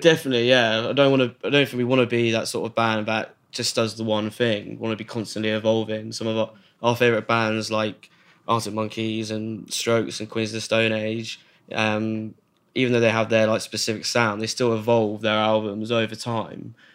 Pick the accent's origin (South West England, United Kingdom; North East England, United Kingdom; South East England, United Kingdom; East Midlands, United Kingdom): South East England, United Kingdom; Wokingham; growing up in Wokingham